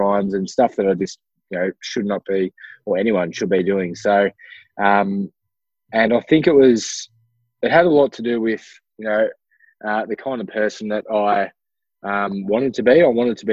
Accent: Ballarat, Victoria, Australia; I'm from Ballarat, Victoria in Australia. So a very small, not a small regional town, but it is a regional city, born and bred here

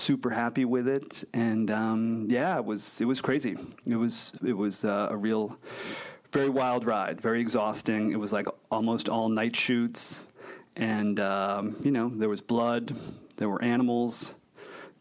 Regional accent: Boston, Massachusetts, United States; also born or lived in Florida; now in Los Angeles, United States; I'm from Boston. I also lived in Florida. Try and keep the Florida on the DL. but, yeah, mostly from Boston. But I've been here forever. I've been here since 2000.

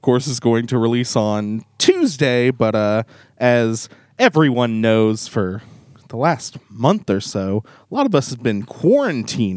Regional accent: the Ozarks, United States; we're both from the Ozarks

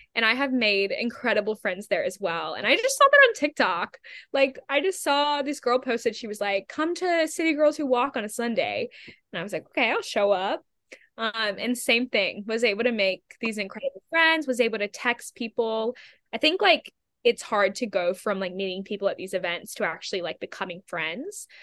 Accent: Australia; also born or lived in England / United States; now in New York City, United States; I'm originally from Australia, so I've kind of been bebopping around for a couple years

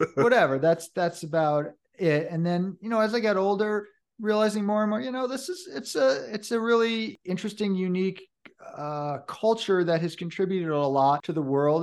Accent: Hudson River Valley, New York, United States; also born or lived in Vermont / Oregon / Colorado; now in Boulder County, United States; I was born in the Hudson River Valley of New York State

